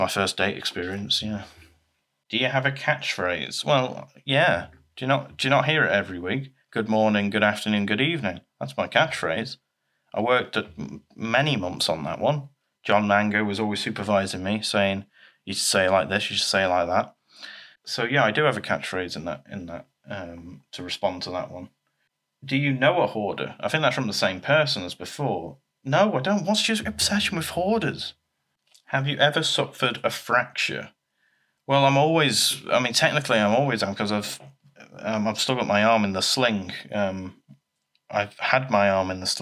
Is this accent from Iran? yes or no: no; Leeds, Yorkshire and the Humber, United Kingdom; I was born in Leeds